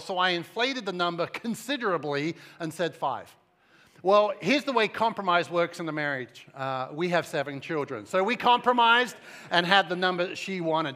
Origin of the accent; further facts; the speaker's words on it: Cambridge, East of England, United Kingdom; moved away as an adult; also born or lived in Suffolk; now in United States; I'm English, and so I was raised about an hour up the M eleven, uh, in the city or the outside of the city of Cambridge, and, uh, lived there until I was around twenty-one years old